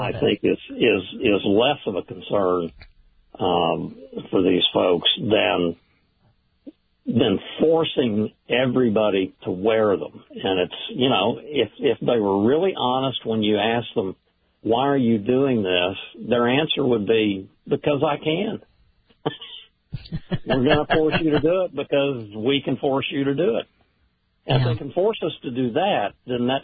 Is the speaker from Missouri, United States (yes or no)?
no; Oklahoma, United States; moved away as an adult; now in Washington, D.C., United States; having been born and raised in Oklahoma from mother and father who were born and raised in East Texas